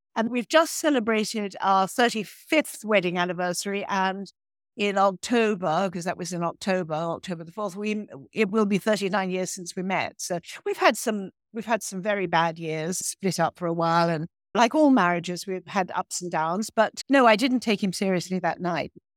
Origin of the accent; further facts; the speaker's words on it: Ireland; also born or lived in Provence; I am Irish